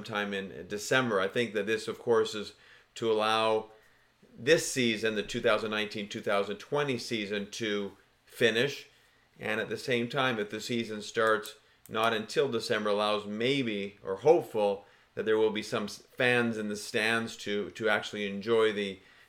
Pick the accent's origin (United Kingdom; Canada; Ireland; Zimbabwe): Canada; being Canadian